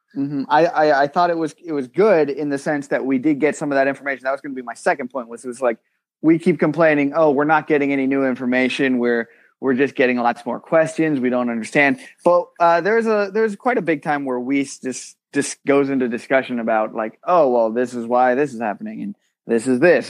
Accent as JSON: {"language": "English", "country": "United Kingdom", "said": "I'm British"}